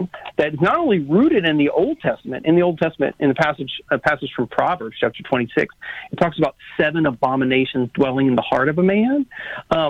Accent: South Louisiana, United States; I'm from South Louisiana.

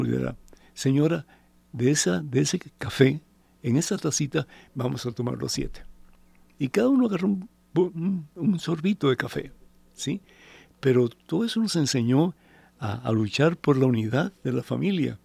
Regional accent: Cuba; moved away; yo soy de Cuba, ¿sí? Y yo recuerdo cuando mis padres vinieron de Cuba, eh, éramos siete de familia

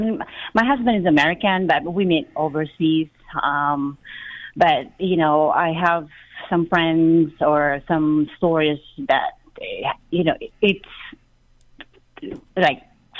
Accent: Philippines; now in Virginia, United States; I'm here in the U.S., but I'm from the Philippines originally. I've been here a long time, almost 30 years.

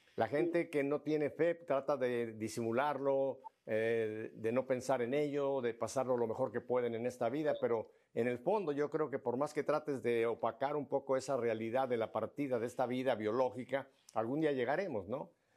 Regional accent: northern Asturias, Spain; donde yo procedo, yo procedo del norte de Asturias

